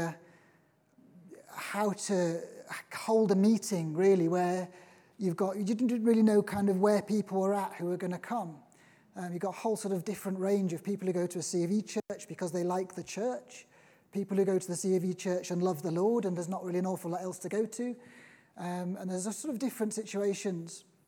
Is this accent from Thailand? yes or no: no; Liverpool, North West England, United Kingdom; now in Norfolk, United Kingdom; I'm originally from Liverpool.